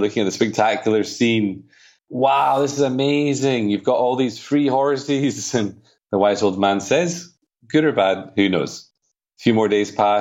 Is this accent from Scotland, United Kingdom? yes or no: yes; Edinburgh, Scotland, United Kingdom; now in Spain; I'm from Edinburgh, but I live in Spain.